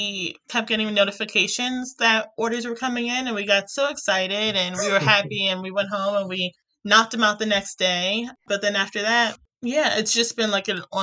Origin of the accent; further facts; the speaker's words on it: Baltimore, Maryland, United States; I'm from Baltimore